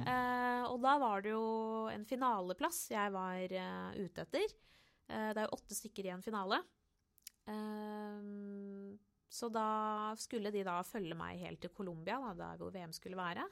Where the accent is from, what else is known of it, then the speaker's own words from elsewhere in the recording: Oslo, Norway; På Torshov i Oslo